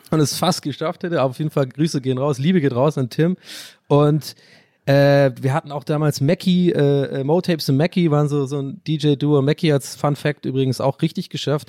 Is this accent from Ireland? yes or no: yes; Ireland; first language English; German is a second language; moved away; ich bin da sogar englischsprachig aufgewachsen, ich bin ein gebürtiger Ire